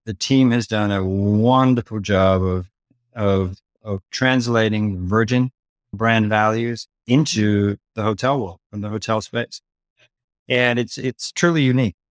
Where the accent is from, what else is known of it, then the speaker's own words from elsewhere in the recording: Dublin, Leinster, Ireland; moved away as an adult; also born or lived in London, England; I grew up in Dublin, Ireland